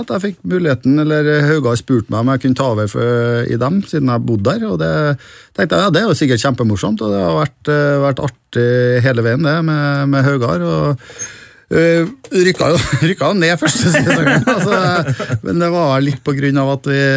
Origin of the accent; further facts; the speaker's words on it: Trondheim, Trøndelag, Norway; Jeg vokste opp på Halset. Eh, Byåsen.